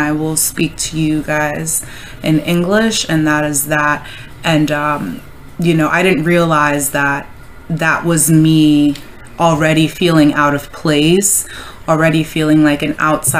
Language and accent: English; New York, United States; also born or lived in Nairobi, Kenya; I'm African and I was born in Nairobi, Kenya, and then I came here to America in New York when I was 5.